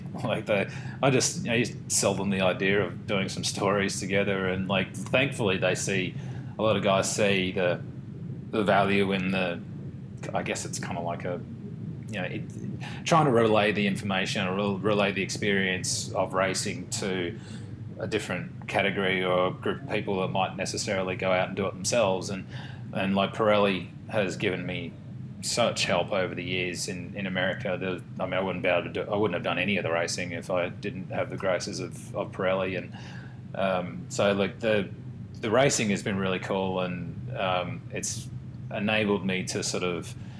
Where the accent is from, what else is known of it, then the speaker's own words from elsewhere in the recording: Sydney, New South Wales, Australia; Yep. Yeah, in Roseville.